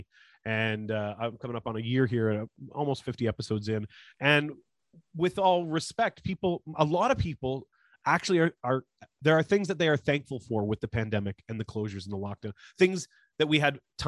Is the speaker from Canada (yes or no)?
yes; Toronto, Ontario, Canada; I grew up here in the East End of Toronto